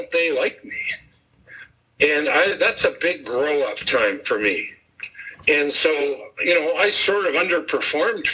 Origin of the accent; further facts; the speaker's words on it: Burnaby, British Columbia, Canada; I'm a kid from Burnaby, British Columbia.